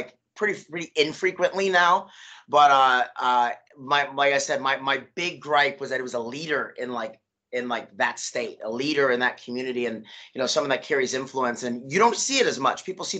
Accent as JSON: {"language": "English", "country": "United States", "said": "we're all from New York and New Jersey"}